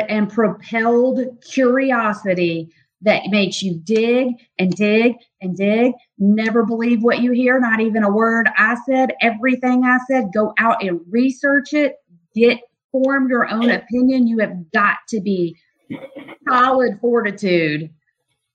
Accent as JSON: {"language": "English", "town": "Nashville", "region": "Tennessee", "country": "United States", "tie": "born or raised there", "said": "That's my hometown"}